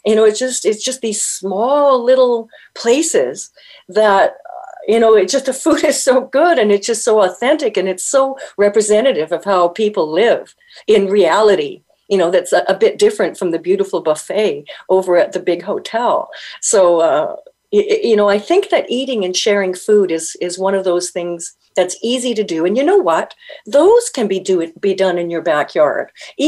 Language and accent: English; Winnipeg, Manitoba, Canada; moved away; also born or lived in California / Toronto; I'm in California for half the year, and I'm in Toronto half the year. But I was born and raised in Winnipeg, where, you know, minus 60 with the wind chill is not unheard of.